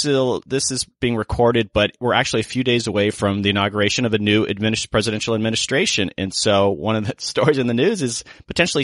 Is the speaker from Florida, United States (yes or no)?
yes; Florida, United States; I am from Florida and I love Florida